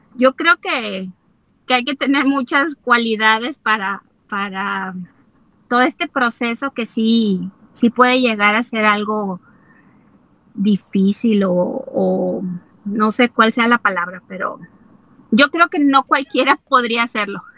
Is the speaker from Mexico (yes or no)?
yes; Mexico; como mexicanos, pues somos muy tradicionalistas